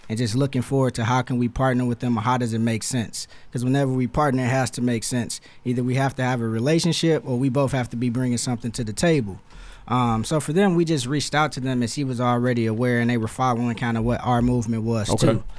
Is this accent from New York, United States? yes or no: no; East Chicago, Indiana, United States; moved away; also born or lived in Hammond, Indiana; I'm from East Chicago, but I went to the Catholic school that's in Hammond